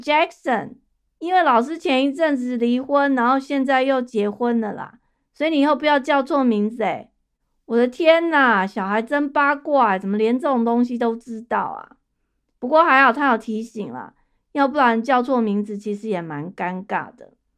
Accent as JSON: {"language": "Chinese", "country": "Taiwan", "tie": "born or raised there", "moved": "yes", "lives_now": "United States", "said": "我在台湾长大的人"}